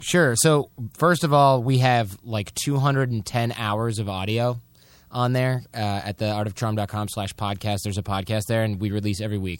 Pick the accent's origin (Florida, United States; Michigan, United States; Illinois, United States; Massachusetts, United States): Michigan, United States; from Michigan, we're basically Canadians with shitty healthcare.